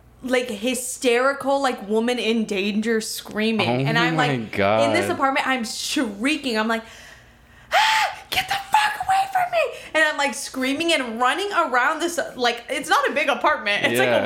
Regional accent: Miami, Florida, United States; I'm from Miami

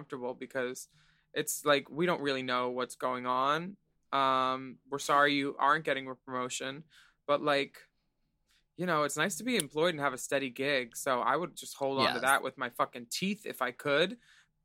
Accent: Australia; As an Australian

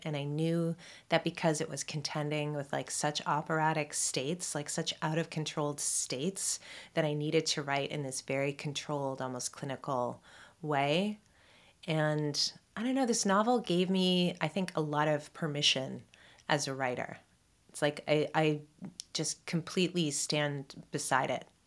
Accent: Toronto, Ontario, Canada; I was raised here in Toronto by my mom mostly

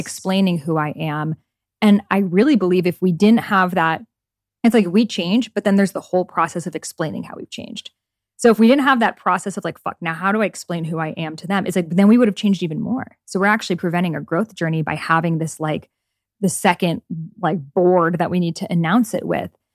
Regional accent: Iran; moved away; my home country of Iran

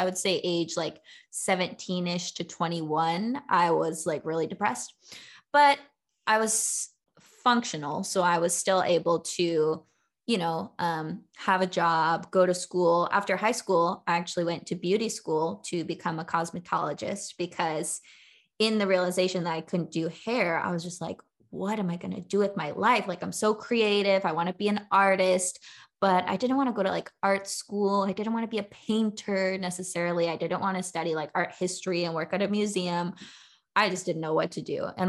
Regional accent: Southern California, United States; my whole life growing up in California, mainly in Southern California

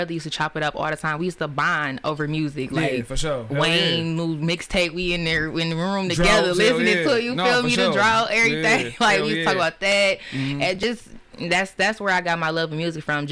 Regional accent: Detroit, Michigan, United States; I grew up on the West Side, Joy Road, Greenfield area

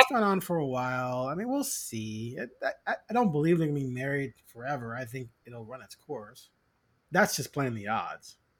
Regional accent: Chicago, Illinois, United States; now in Portland, United States; I'm originally from Chicago.

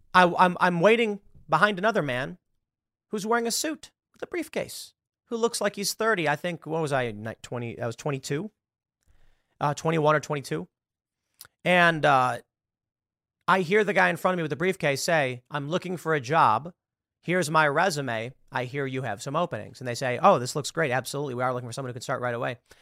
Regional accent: Chicago, Illinois, United States; moved away; I'm from Chicago. I grew up in an urban liberal area

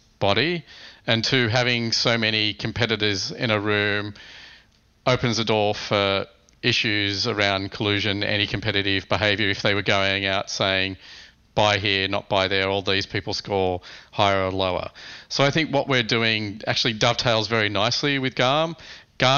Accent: Australia; moved away as an adult; now in United States; As an Australian, I think

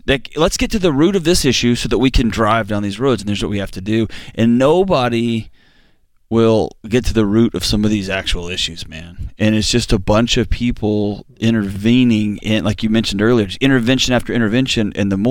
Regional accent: Houston, Texas, United States; When I was a kid, I grew up in Houston

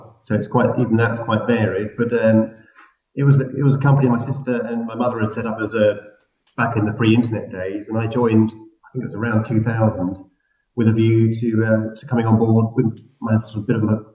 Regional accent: London, United Kingdom; We're based in London, not because it makes sense necessarily, but just because we're from London.

